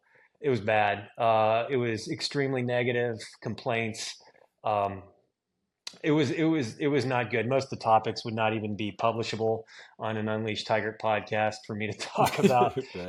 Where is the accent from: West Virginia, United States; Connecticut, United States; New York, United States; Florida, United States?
West Virginia, United States; Grafton; moved away as an adult; also born or lived in England / Mississippi / Germany; now in San Antonio, United States; I grew up in Grafton on the west side, right next to the National Cemetery. Graduated Grafton High School in the class of 1999.